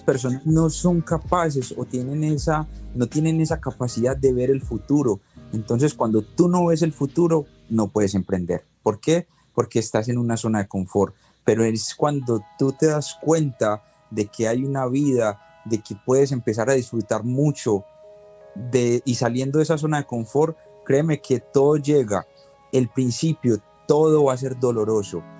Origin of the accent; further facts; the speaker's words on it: Colombia; now in Los Angeles, United States; Soy de Colombia, vivo en Los Ángeles